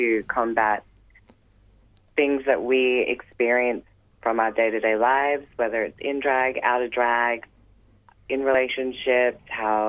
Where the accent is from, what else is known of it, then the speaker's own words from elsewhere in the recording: Newcastle, New South Wales, Australia; now in Melbourne, Australia; I live here in Melbourne. I came from Newcastle, New South Wales, and started training here full-time dance